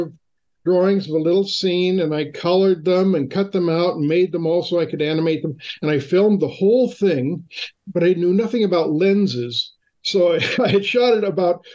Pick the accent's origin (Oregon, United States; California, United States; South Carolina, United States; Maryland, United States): California, United States; Fullerton; I grew up in Orange County in Fullerton, which is about 6 miles from Disneyland